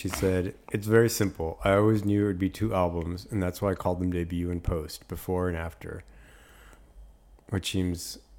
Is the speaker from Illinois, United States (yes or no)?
no; Florida, United States; moved away; I grew up in Florida